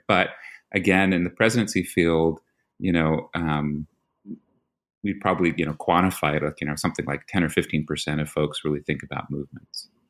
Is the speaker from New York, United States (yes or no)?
yes; New York, United States; moved away; I'm from New York. So that's, you know, you, you have a Philly boy and a New York boy